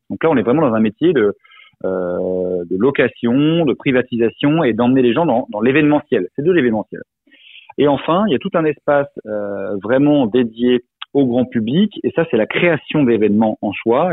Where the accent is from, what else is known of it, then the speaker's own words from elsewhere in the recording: Alsace, Grand Est, France; je suis alsacien d'origine